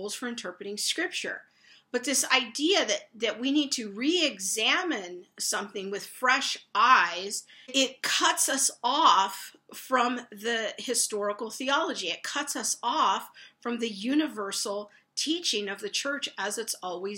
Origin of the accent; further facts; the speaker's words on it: United States; as American evangelicals